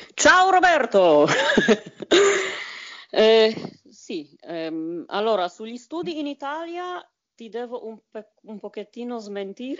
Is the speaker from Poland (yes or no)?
yes; Bydgoszcz, Kuyavian-Pomeranian Voivodeship, Poland; Italian is a second language; moved away as an adult; also born or lived in Italy; now in Germany; La mia città, proprio per dire eh, di che cosa si tratta, si chiama Bedgost scritta però, attenzione, B, I, D, G, O, S, Z, C